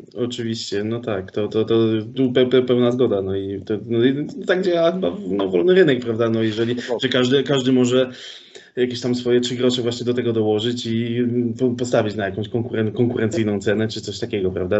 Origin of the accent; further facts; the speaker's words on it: Sosnowiec, Silesian Voivodeship, Poland; ja pochodzę z Sosnowca